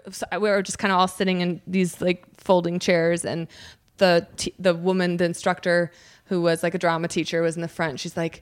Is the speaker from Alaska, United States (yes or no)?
no; Chicago, Illinois, United States; moved away; I'm from the Chicago area. That's where I went to college.